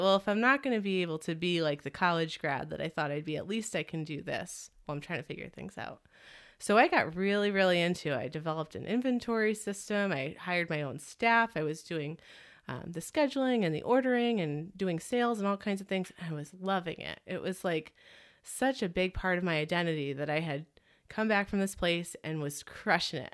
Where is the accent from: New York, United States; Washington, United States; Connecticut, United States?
Connecticut, United States; moved away as an adult; also born or lived in Burlington, Vermont; I grew up in Connecticut